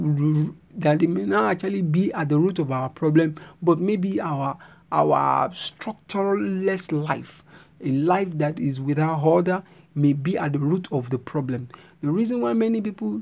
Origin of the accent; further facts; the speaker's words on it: Nigeria; I'm a Nigerian